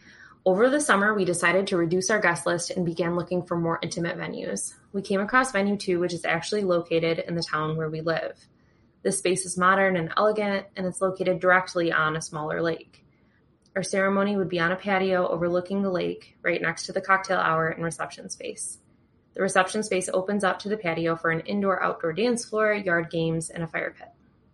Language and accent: English; Michigan, United States; I'm a bridechilla from Michigan in the U.S.